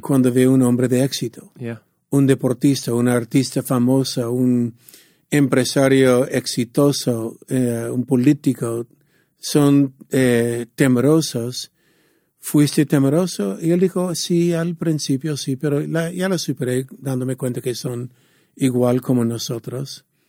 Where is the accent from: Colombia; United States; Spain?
United States; San Diego, California; yo soy de San Diego